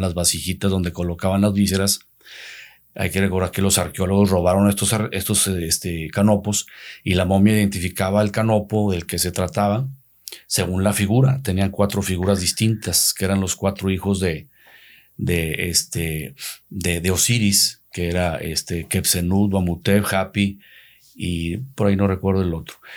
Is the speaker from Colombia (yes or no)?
no; Santiago, Nuevo León, Mexico; also born or lived in Ciudad Acuña, Coahuila; puse otra funeraria en el municipio de Santiago, donde es mi, mi tierra natal